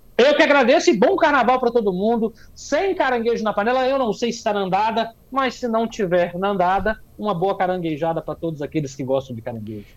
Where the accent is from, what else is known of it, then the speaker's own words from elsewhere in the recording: Espírito Santo, Brazil; também sou do Espírito Santo